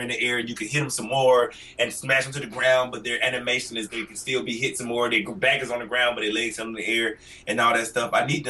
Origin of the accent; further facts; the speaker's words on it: Atlanta, Georgia, United States; I'm from the rough streets, man. Like, I'm from the Bluff in Atlanta. It's off Simpson Road near Bankhead. You know, the really rough part of Atlanta.